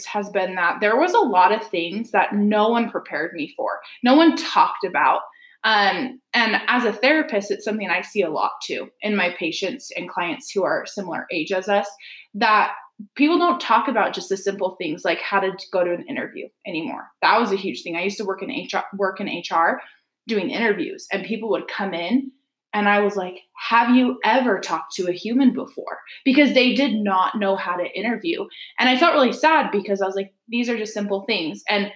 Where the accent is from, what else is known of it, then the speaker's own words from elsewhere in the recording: Utah, United States; also born or lived in Kansas; we're both from Utah